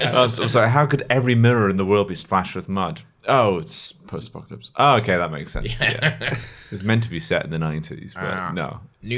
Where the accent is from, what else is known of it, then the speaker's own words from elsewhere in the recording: Ireland; As an Irishman, the plural of whiskey is whiskey.